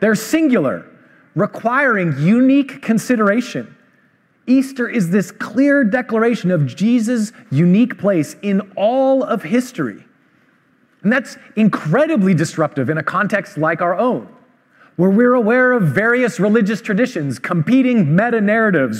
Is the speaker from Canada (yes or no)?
yes; Vancouver, British Columbia, Canada; I grew up in Vancouver